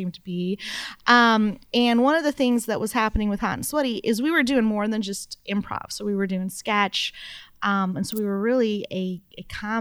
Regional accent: Arlington, Texas, United States; I am from Arlington, Texas, which is the home of the Dallas Cowboys Stadium

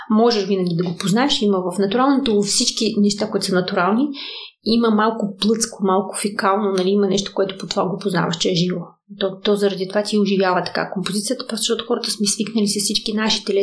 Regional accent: Donetsk, Donetsk Oblast, Ukraine; born there; also born or lived in Moldova; по принцип съм бесарабска българка, етническа българка, която действително до 20

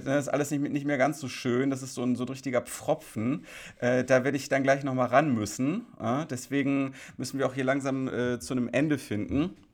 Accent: Krefeld, North Rhine-Westphalia, Germany; in Krefeld, meiner Heimatstadt

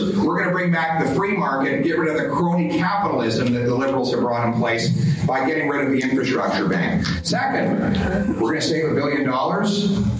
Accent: Calgary, Alberta, Canada; I was raised right there in Calgary, Alberta

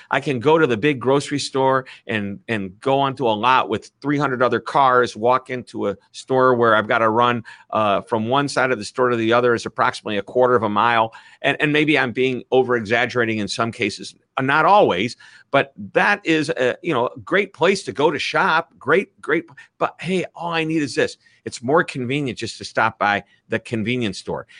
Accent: Midwest, United States; accent: Midwest; my Midwest accent

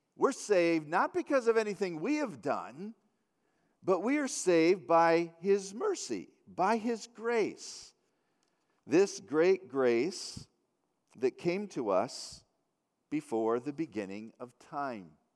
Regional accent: United States; being an American

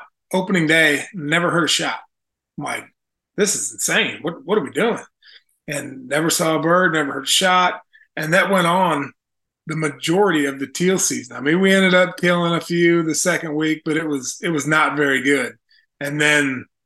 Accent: Illinois, United States; now in Sumner, Missouri, United States; I grew up in Illinois

